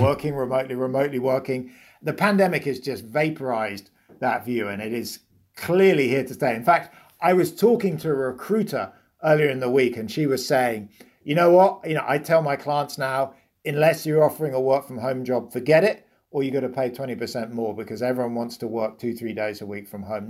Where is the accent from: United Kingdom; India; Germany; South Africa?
United Kingdom; accent: British; moved away; you can hear I'm British